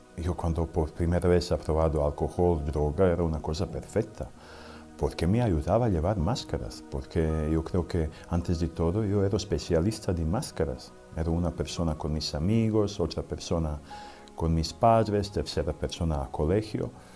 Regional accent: Serbia; Spanish is a second language; moved away; Vengo de Serbia, que antes era Yugoslavia

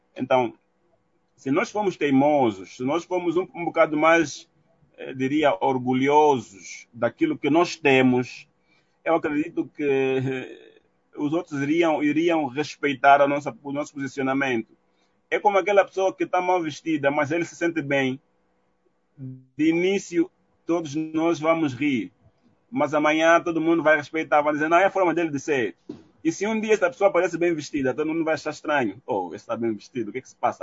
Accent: Angola; enquanto angolanos

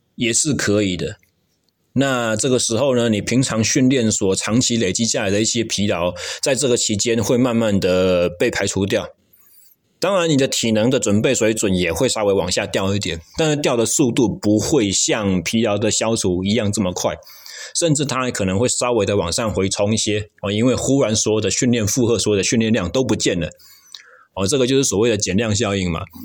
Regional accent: Taichung, Taiwan; moved away; 像我就是台中人嘛

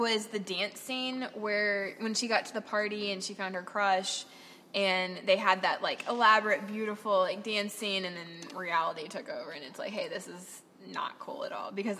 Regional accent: Michigan, United States; I'm from Michigan.

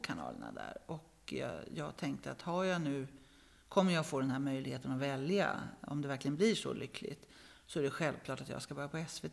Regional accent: Örebro, Örebro County, Sweden; now in Stockholm, Sweden; född i Stockholm, uppvuxen i småstad, i Örebro

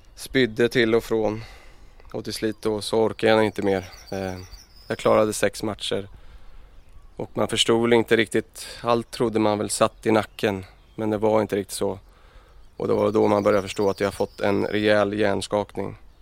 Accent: Örebro, Örebro County, Sweden; jag är uppvuxen, uppvuxen i Örebro och eh, ute i Adolfsberg

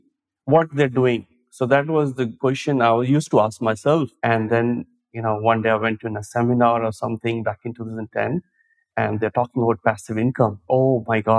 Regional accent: India; moved away as an adult; now in Sydney, Australia; I came from India on a work visa

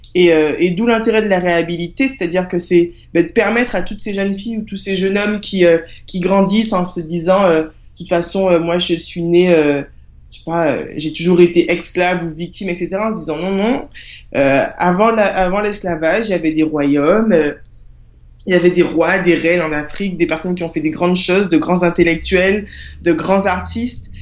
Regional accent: Guadeloupe; also born or lived in Marseille; je suis née à Marseille, mais euh, j'ai grandi en Guadeloupe

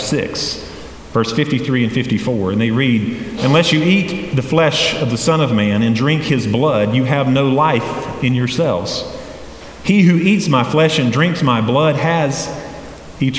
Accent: Hendersonville, North Carolina, United States; also born or lived in Boiling Springs; I grew up in Hendersonville

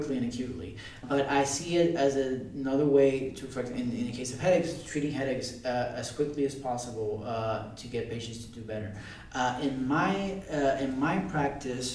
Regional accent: Puerto Rico; I grew up in Puerto Rico. I came here to work for a couple of years, and now I'm back there

